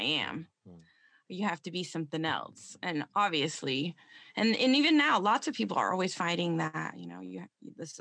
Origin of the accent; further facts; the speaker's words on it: Central Florida, United States; I just grew up in Florida, Central Florida